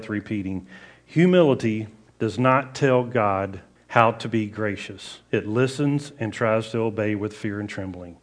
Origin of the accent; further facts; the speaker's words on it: the South, United States; I grew up in the South